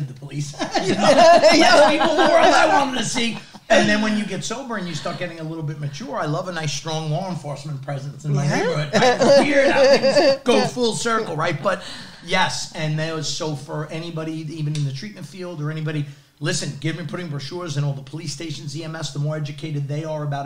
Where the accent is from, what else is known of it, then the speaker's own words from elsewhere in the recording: New York, United States; I happen to also be a Staten Island boy, born and raised